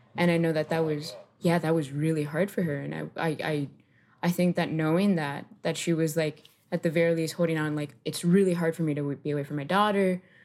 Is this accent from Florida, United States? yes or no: yes; Miami, Florida, United States; also born or lived in Colombia; I moved to Miami, Florida. Uh, the suburb I grew up in, West Kendall